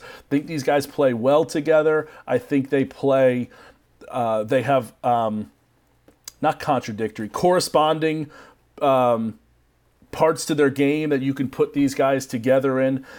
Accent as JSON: {"language": "English", "country": "United States", "said": "I'm American"}